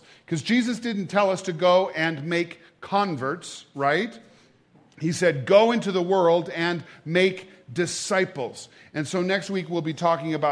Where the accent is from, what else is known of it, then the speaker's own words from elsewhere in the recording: Great Falls, Montana, United States; now in Gallatin Valley, United States; I was born and raised in Great Falls